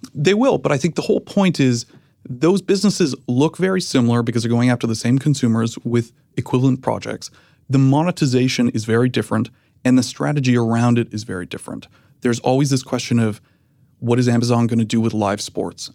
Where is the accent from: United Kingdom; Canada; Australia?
Canada; moved away as an adult; now in United States